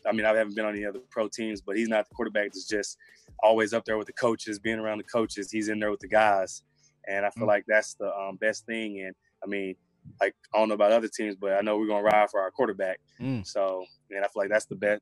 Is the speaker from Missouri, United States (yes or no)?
no; Memphis, Tennessee, United States; I grew up in with in Memphis